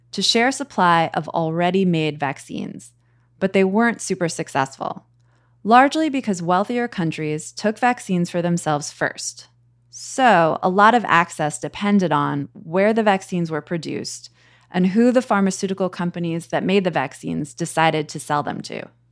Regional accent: United States; as an American

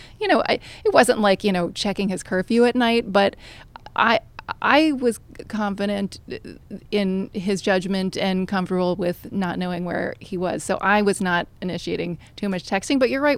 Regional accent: Manhattan, New York, United States; I grew up with an overriding sense of FOMO because I grew up here in Manhattan, fairly privileged environment

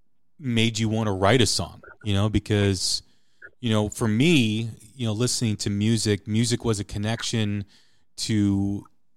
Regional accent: outside Chicago, Illinois, United States; growing up, like I said, outside Chicago

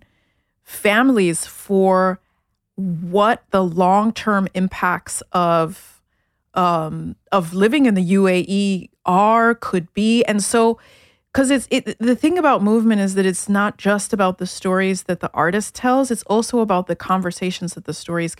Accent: New York City, New York, United States; also born or lived in Addis Ababa, Ethiopia / Germany; I grew up in Brooklyn

